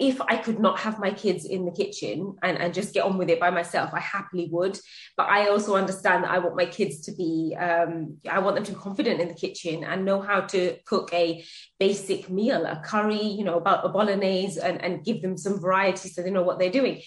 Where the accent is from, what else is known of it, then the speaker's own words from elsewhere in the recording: United Kingdom; I was born here and I grew up on British food, as in school dinners